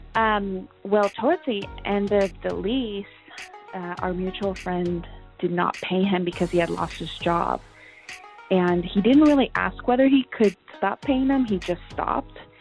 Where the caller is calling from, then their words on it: San Diego, California, United States; I'm calling from San Diego